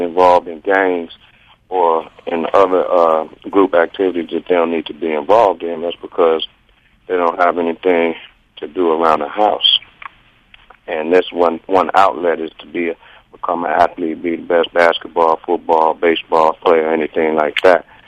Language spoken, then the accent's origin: English; Chicago, Illinois, United States; I'm from from Chicago area, uh, not too far from where you grew up